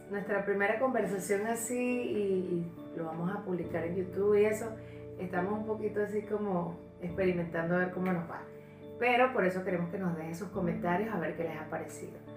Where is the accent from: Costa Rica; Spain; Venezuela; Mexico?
Venezuela; moved away; nosotros estamos más o menos nuevos en, este país, porque nosotros venimos de Venezuela.